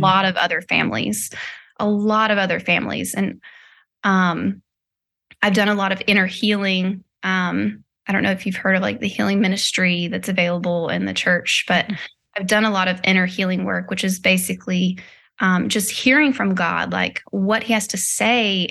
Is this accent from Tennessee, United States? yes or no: yes; Nashville, Tennessee, United States; also born or lived in Hendersonville, Tennessee; now in California, United States; I'm born and raised in Nashville